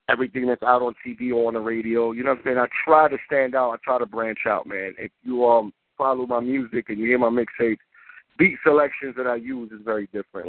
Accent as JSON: {"language": "English", "town": "New York City", "region": "New York", "country": "United States", "tie": "born or raised there", "said": "Born and raised in the Bronx, man. New York City"}